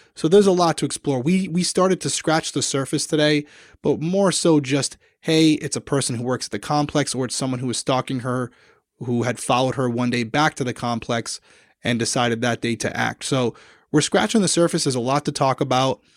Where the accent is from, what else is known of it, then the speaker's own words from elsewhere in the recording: Rhode Island, United States; accent: Rhode Island; my Rhode Island accent